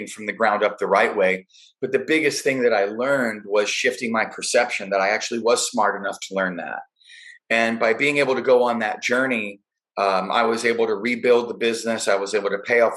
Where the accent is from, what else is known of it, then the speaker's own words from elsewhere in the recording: Chicago, Illinois, United States; now in California, United States; I'm a Chicago guy. It's my hometown. Grew up there.